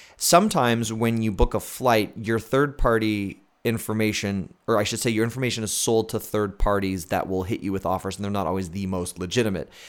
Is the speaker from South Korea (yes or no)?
no; Canada; also born or lived in Fargo, North Dakota / Buffalo, New York; as a Canadian, I, I have healthcare in Canada.